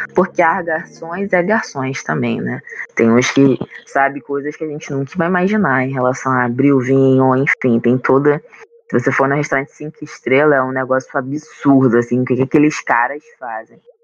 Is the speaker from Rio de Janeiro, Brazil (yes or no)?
yes; Itaboraí, Rio de Janeiro, Brazil; temos uma casa lá em Itaboraí, Rio de Janeiro, que ela tem um quintal muito grande.